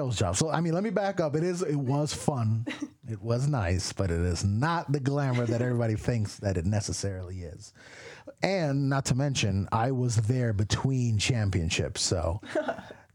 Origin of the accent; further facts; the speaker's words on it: Miami, Florida, United States; also born or lived in Queens, New York; now in Atlanta, United States; I was born in Queens, New York, right across the street from McDowell's from Coming to America, which was a Wendy's at the time. I don't think it's there anymore, but that's where I'm from. I was raised mostly and largely in Miami